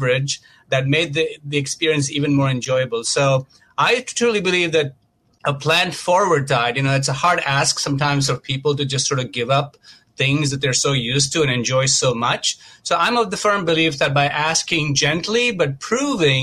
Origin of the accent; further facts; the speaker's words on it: Mumbai, Maharashtra, India; moved away as an adult; now in United States; I grew up a vegetarian in India, in Mumbai, and I came to this country over 21 years ago.